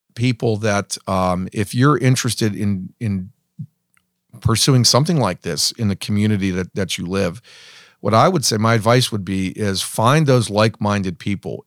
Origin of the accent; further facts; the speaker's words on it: hometown near Pittsburgh, Pennsylvania, United States; growing up and hearing all these wonderful stories about how great my hometown was in its heyday, um, and then coming back after college